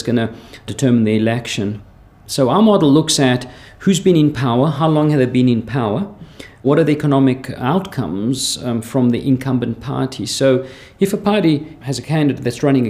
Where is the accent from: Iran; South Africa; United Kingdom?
South Africa; accent: slight South African; also born or lived in Switzerland; now in Lausanne, Switzerland; I have a slight South African accent. That's because I was born there from Greek parents